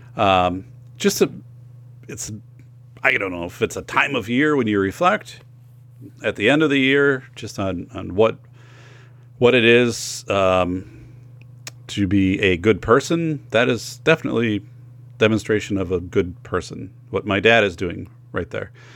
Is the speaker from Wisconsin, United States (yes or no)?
yes; Wisconsin, United States; growing up in Wisconsin